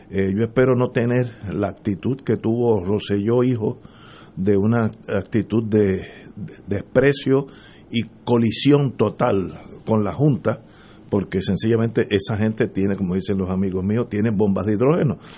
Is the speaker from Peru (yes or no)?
no; Cuba; Yo me fui de Cuba, la situación económica es pésima y yo estoy empezando la vida